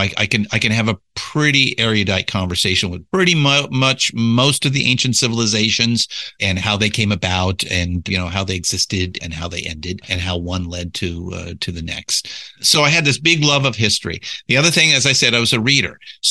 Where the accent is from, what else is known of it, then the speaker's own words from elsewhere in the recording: California, United States; I was born and raised in Southern California. So, you know, entertainment capital of the world